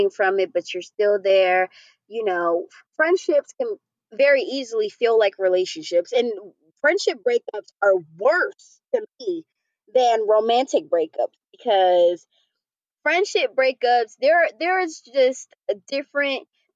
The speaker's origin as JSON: {"language": "English", "region": "New York", "country": "United States", "moved": "yes", "said": "I'm from New York"}